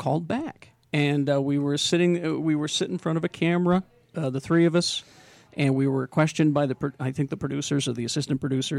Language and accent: English; Utah, United States; we're from Utah